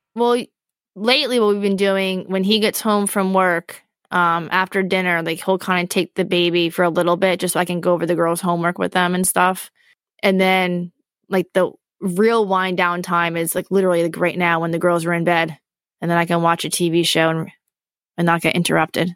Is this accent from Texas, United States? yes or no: no; Poconos, Pennsylvania, United States; I grew up in the Poconos